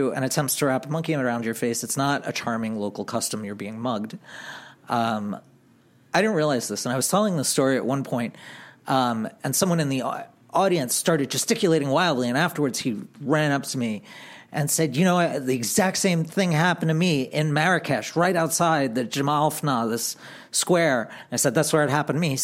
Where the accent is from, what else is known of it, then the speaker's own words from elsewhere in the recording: Long Island, New York, United States; I grew up on Long Island